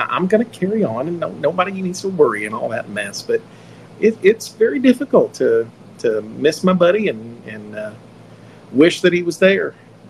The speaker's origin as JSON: {"language": "English", "region": "Indiana", "country": "United States", "tie": "born or raised there", "lives_now": "Louisville, United States", "said": "And we're going to be in Indiana, which is a blessing to me, even though I live in Louisville now."}